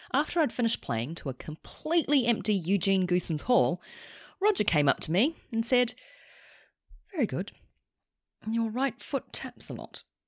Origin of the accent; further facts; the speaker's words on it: New Zealand; moved away as an adult; also born or lived in Sydney, Australia; now in London, United Kingdom; I'm a New Zealander